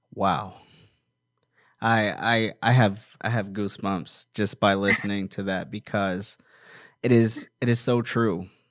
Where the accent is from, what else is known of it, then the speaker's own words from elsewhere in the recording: Maryland, United States; also born or lived in Washington, D.C.; now in Apple Valley, United States; I'm originally from Washington, D C, and I grew up in Maryland